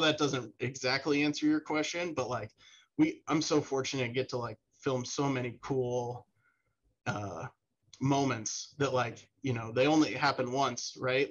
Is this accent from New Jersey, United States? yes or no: no; West Des Moines, Iowa, United States; also born or lived in Maryland; We're both from West Des Moines